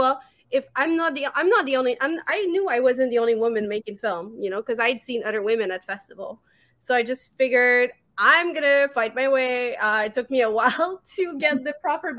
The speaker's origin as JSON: {"language": "English", "town": "Montreal", "region": "Quebec", "country": "Canada", "accent": "French", "second_language": "English", "said": "I'm from Montreal, Quebec. This is why I have a weird accent."}